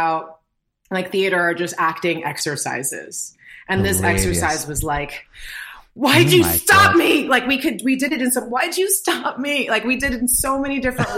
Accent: New York, United States; I grew up in New York

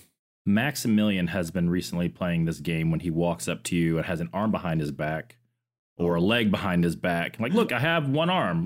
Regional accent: Orlando, Florida, United States; I grew up in Orlando, I grew up around Disney

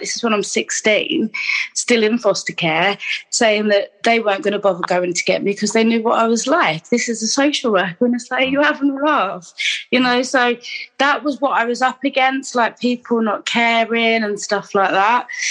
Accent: Gateshead, North East England, United Kingdom; I was born in Gateshead in Newcastle um, in the eighties

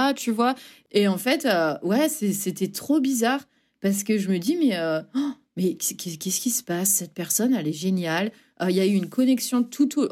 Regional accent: north of France, France; moved away as an adult; also born or lived in Douai / Valence / Rennes; now in Boston, United States; Je suis euh, très fière de venir du nord de la France.

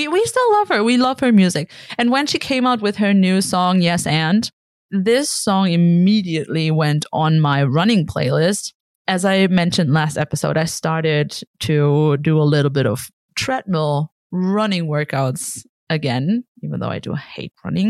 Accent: Germany; moved away

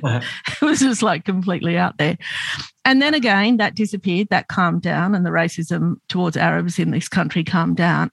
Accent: Australia; I'm Lebanese Australian. So um, my parents immigrated to Australia in the 50s, and I grew up as an outsider

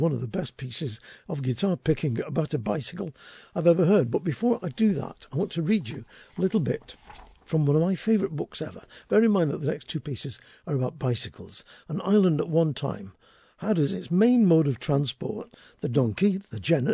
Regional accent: Settle, Yorkshire and the Humber, United Kingdom; my hometown of Settle

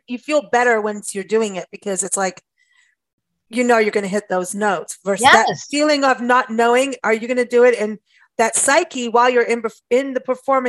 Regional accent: Kenya; moved away; also born or lived in South Africa; I grew up in Kenya and South Africa in Kenya.

